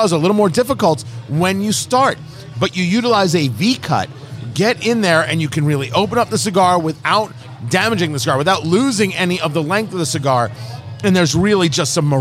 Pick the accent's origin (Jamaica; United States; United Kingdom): United States; Eatontown, New Jersey; now in Indianapolis, United States; I grew up in New Jersey, Monmouth Mall, Eatontown, New Jersey